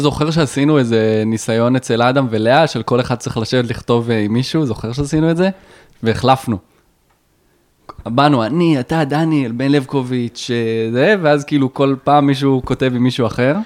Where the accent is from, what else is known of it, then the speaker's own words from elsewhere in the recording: Rosh HaAyin, Central District, Israel; אני מראש העין